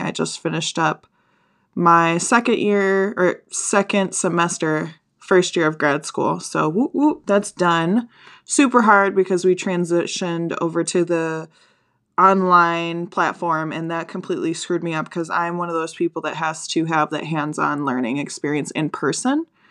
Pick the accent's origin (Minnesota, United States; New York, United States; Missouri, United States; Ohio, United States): Minnesota, United States; I'm from Minnesota